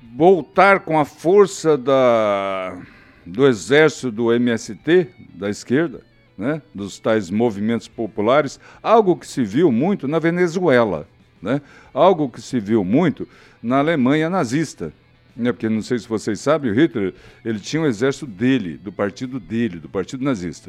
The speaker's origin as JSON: {"language": "Portuguese", "country": "Brazil", "said": "como brasileiro"}